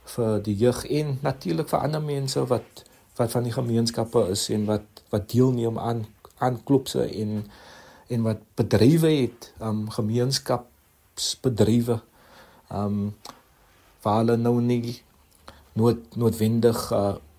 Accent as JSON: {"language": "Afrikaans", "town": "Cape Town", "region": "Western Cape", "country": "South Africa", "said": "waar ons vandag is as Suid-Afrikaners en as Kaapenaars"}